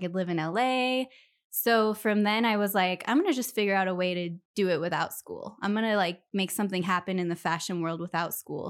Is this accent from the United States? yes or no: yes; Millwood, Washington, United States; also born or lived in Spokane, Washington; I loved growing up around Millwood